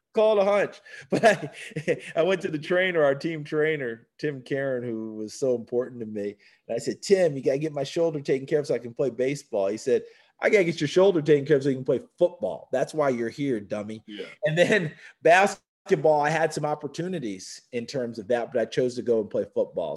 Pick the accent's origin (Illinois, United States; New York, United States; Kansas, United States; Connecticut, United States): New York, United States; New Paltz; moved away as an adult; also born or lived in Tennessee; I love my hometown, New Paltz, New York. I wouldn't change a thing about growing up there